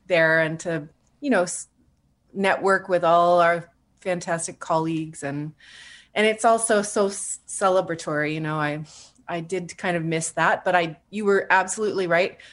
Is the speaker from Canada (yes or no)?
yes; Yellowknife, Northwest Territories, Canada; moved away as an adult; also born or lived in Edmonton / Toronto / Vancouver; I was born and raised in Yellowknife